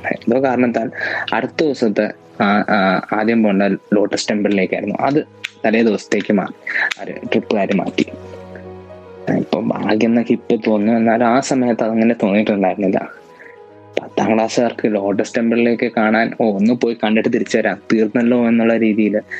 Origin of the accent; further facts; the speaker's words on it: Ernakulam, Kerala, India; എറണാകുളത്തു നിന്നാണ്